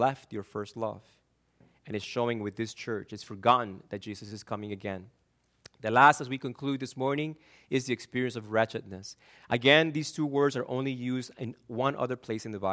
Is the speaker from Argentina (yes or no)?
yes; Argentina; moved away; I'm from Argentina